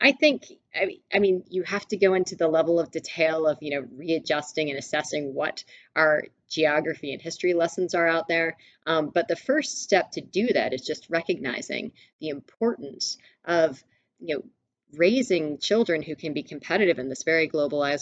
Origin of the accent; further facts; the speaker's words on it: Mississippi, United States; I was born and raised in Mississippi